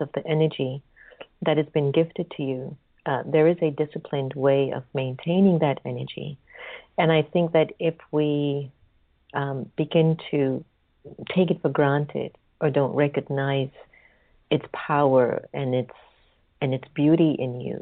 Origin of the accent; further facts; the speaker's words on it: United States; as an American